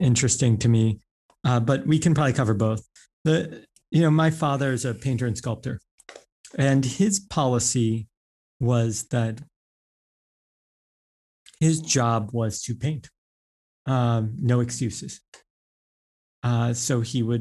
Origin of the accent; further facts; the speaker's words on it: New York, United States; I grew up, I went to grade school, high school, everything, even college in New York. So like, I'm like a New Yorker